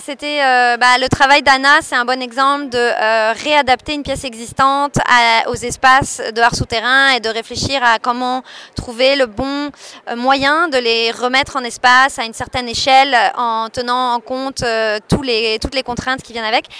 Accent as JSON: {"language": "French", "town": "Paris", "region": "Île-de-France", "country": "France", "also_born_or_lived": "Montreal", "moved": "as an adult", "lives_now": "Brussels, Belgium", "said": "moi je viens de Paris"}